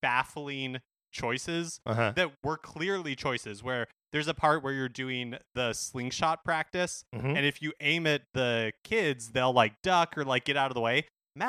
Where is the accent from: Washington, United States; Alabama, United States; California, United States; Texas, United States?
Washington, United States; Seattle; I'm from Seattle. I'm totally cool with it.